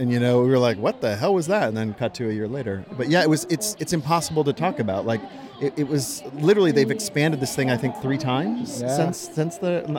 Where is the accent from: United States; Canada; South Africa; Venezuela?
United States; Michigan